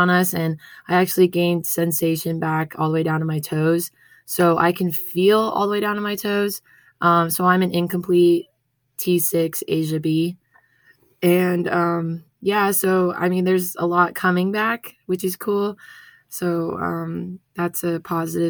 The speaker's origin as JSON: {"language": "English", "town": "Las Vegas", "region": "Nevada", "country": "United States", "tie": "born or raised there", "moved": "as an adult", "lives_now": "Reno, United States", "said": "I was born and raised in Vegas"}